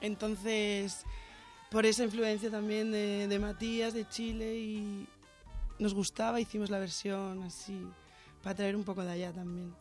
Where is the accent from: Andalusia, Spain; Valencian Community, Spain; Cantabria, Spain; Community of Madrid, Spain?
Cantabria, Spain; Santander; now in Barcelona, Spain; Yo soy de Santander, de Cantabria. Norteña